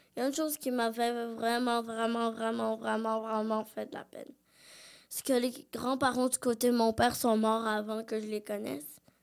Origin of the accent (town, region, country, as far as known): Quebec, Canada; born or raised there; also born or lived in Brazil